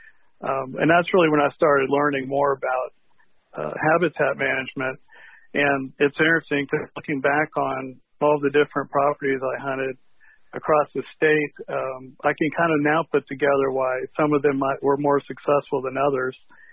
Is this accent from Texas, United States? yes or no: yes; Dallas, Texas, United States; I grew up in Dallas, Texas